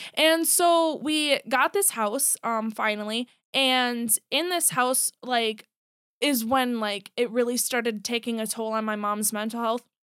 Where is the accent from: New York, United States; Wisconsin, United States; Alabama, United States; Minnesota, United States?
Minnesota, United States; Buffalo; also born or lived in Monticello, Minnesota; I grew up in, like, Buffalo, Monticello area